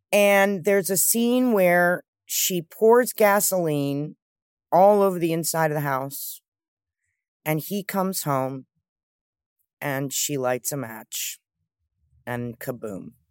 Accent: New York City, New York, United States; I grew up with my mother in New York. I think growing up in New York helped in New York City

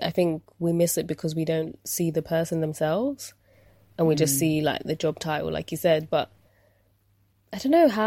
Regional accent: United Kingdom; we've been brought up in the UK

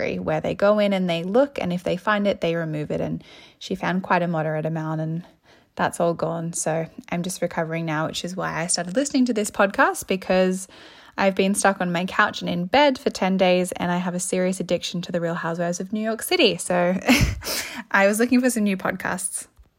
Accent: Sydney, New South Wales, Australia; I'm 24 and I'm from Sydney, which is Gadigal land

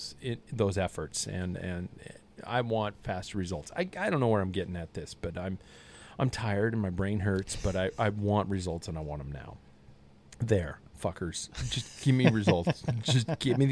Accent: United States; I'm an American

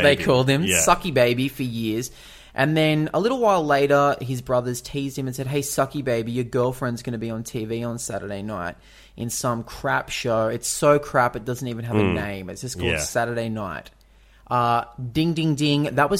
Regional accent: Canada; Like me and you. We're all Canadian.

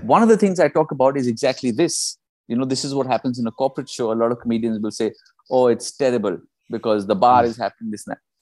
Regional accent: India; moved away; also born or lived in United Kingdom; I'm from India

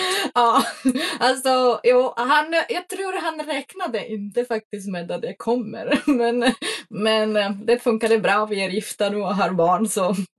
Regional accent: Czechia; Swedish is a second language; moved away as an adult; now in Sweden; jag kommer från en pytteliten by eh, i den tjeckiska bergen som heter Beskidi och de ligger i östsidan av Tjeckien nära Slovakien och Polen. och jag är uppväxt i, ja, utom hus

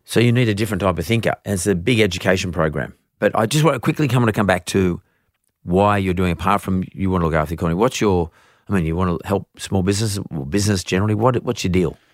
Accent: Australia; I'm from Australia

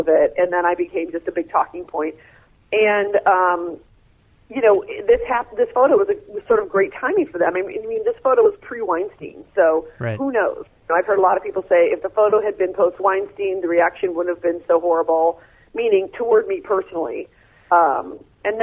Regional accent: United States; I'm an American woman

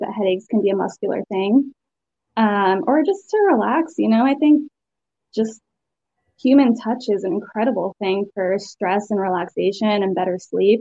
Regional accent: Connecticut, United States; moved away as an adult; also born or lived in Asheville, North Carolina / Savannah, Georgia; now in North Carolina, United States; I'm from Connecticut originally

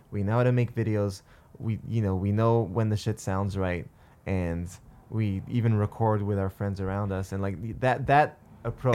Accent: Montreal, Quebec, Canada; I'm from Montreal or that I'm Dave's brother

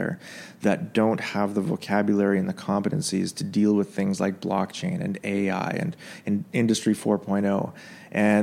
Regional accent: Canada; also born or lived in Yemen; now in Dubai, United Arab Emirates; as a Canadian

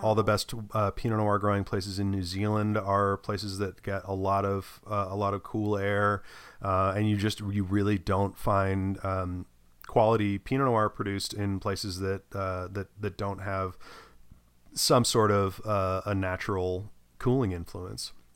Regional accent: United States; as an American

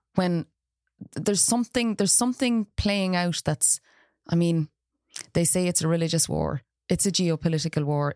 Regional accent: Ireland; now in Galway, Ireland; as Irish people

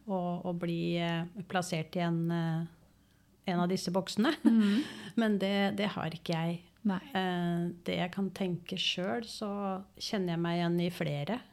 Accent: Oslo, Norway; moved away as an adult; now in Engerdal, Norway; er født og oppvokst i Oslo.

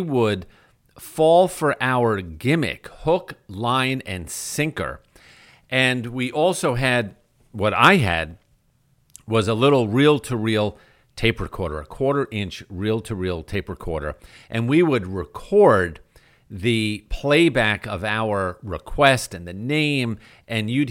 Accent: New York, United States; as a kid growing up in New York

